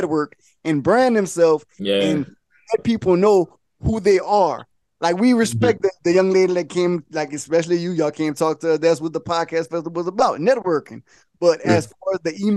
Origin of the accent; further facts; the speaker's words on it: Louisiana, United States; now in Atlanta, United States; we from Louisiana.